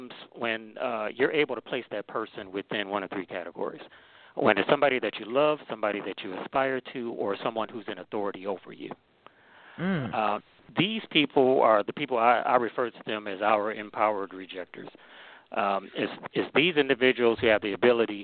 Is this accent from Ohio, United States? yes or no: yes; Cleveland, Ohio, United States; now in Maryland, United States; I'm originally from Cleveland, Ohio. I currently live in Maryland, so I'm in the DMV area